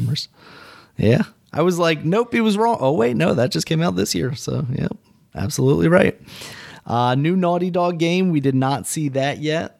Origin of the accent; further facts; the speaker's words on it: United States; I'm American